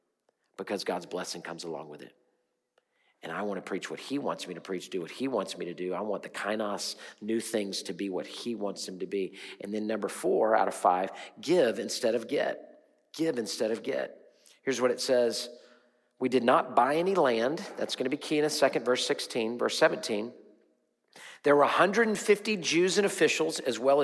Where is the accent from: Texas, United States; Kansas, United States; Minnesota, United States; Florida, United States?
Texas, United States; Houston; I'm from Houston